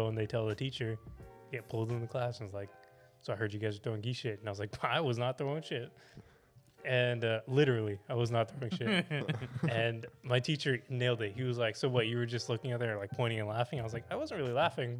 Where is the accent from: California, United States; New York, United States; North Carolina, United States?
California, United States; Hayward; I was born in St. Rose